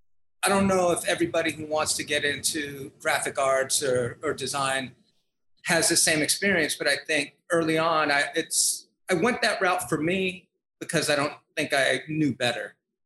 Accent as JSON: {"language": "English", "town": "San Francisco", "region": "California", "country": "United States", "moved": "as an adult", "lives_now": "New York, United States", "said": "I'm originally from San Francisco."}